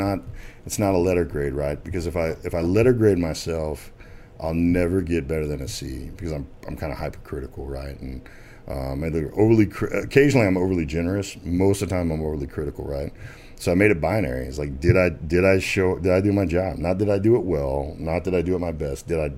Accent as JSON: {"language": "English", "region": "Arkansas", "country": "United States", "tie": "born there", "said": "I mean, I was born in Arkansas. I'm not going to make it complicated, right?"}